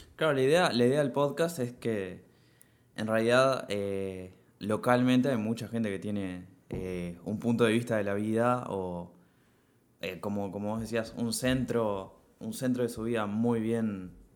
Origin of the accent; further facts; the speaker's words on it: Piriápolis, Maldonado, Uruguay; moved away as an adult; now in Montevideo, Uruguay; crecí en Piriápolis